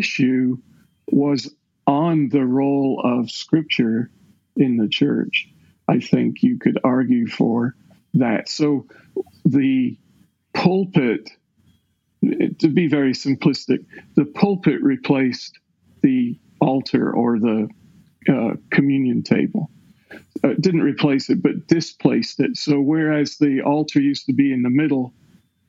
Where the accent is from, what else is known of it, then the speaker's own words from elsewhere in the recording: Scotland, United Kingdom; now in Clyde, United States; I was raised in the Episcopal Church of Scotland